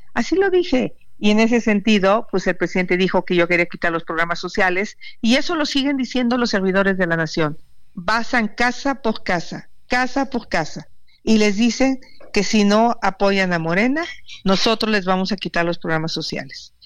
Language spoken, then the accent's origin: Spanish; Hidalgo, Mexico; moved away; allá de mi pueblo, de Pachuca